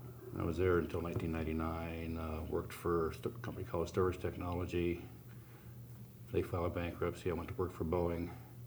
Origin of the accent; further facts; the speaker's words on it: California Bay Area, United States; moved away as an adult; also born or lived in Scotland; now in Montana, United States; I was born in California. Oh, very cool. California Bay Area. Got out of there as soon as I could, joined the Navy right out of high school. Spent 8 years in the Navy, a couple years in school, then 2 years in Scotland with the Navy.